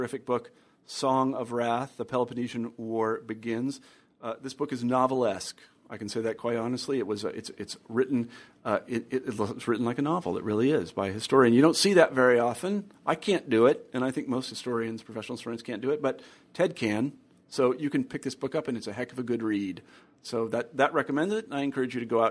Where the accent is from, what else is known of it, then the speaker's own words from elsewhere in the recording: Kansas, United States; now in Iowa City, United States; I grew up in Kansas